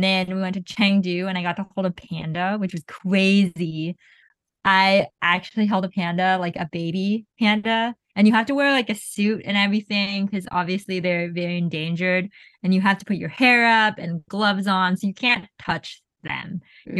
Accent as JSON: {"language": "English", "town": "Zanjan", "region": "Zanjan Province", "country": "Iran", "said": "It's like, I'm from Zanjan, which is, at the time, was a very pretty rural area."}